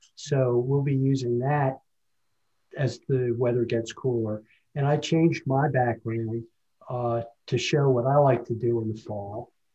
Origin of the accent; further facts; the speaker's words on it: New Jersey, United States; moved away; I grew up in New Jersey